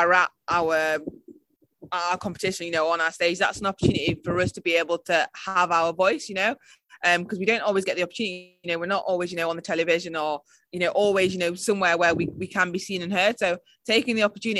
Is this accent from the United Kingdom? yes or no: yes; United Kingdom; I'm British and, you know, really proud